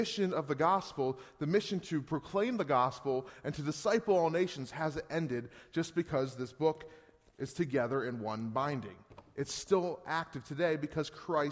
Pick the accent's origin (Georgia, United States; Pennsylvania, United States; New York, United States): Pennsylvania, United States; Gettysburg; moved away as an adult; now in Northeast Pennsylvania, United States; We're still from Pennsylvania. We're from Gettysburg. We moved here in 2010